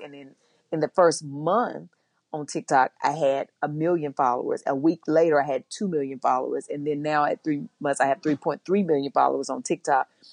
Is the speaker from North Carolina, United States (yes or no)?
yes; North Carolina, United States; moved away as an adult; now in Los Angeles, United States; I'm from North Carolina